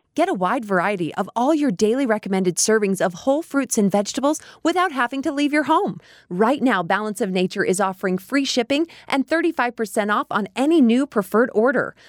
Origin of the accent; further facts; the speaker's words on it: United States; That's the America I grew up